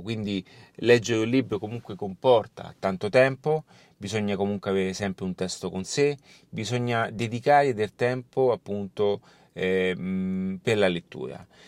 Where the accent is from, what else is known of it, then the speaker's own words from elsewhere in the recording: Rome, Lazio, Italy; also born or lived in Barcelona; anche io sono di Roma, quando sono appunto in Italia sono di Roma